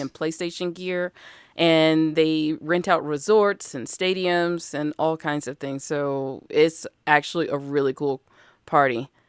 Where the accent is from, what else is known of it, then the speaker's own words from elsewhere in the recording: Alabama, United States; I'm from Alabama, and we just sat on the porch and shot cans